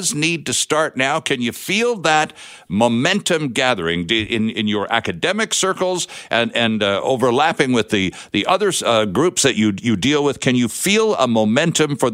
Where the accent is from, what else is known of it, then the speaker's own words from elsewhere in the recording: Toronto, Ontario, Canada; I grew up in Toronto.